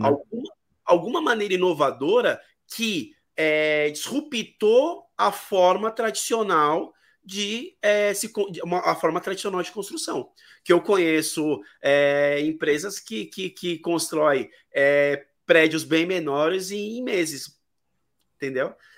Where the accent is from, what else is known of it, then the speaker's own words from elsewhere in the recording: São Paulo, Brazil; Eu sou de São Paulo